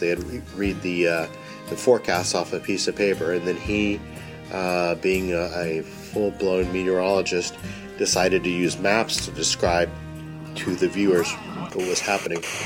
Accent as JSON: {"language": "English", "region": "North Texas", "country": "United States", "tie": "born or raised there", "said": "growing up in North Texas where we have big storms on a regular basis"}